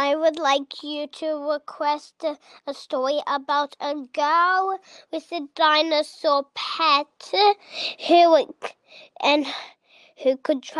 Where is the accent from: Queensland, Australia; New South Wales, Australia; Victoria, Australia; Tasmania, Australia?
Queensland, Australia; Brisbane; I'm from Brisbane, Australia, and I'm 5 years old.